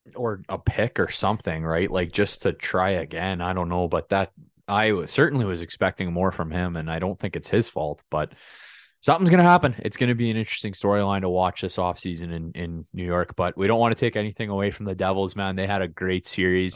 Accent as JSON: {"language": "English", "region": "Saskatchewan", "country": "Canada", "said": "I'm from, I'm from Saskatchewan"}